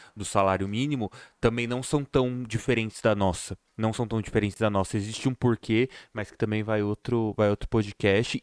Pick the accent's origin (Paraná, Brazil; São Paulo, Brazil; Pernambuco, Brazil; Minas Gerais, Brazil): São Paulo, Brazil; Santo André; eu sou de Santo André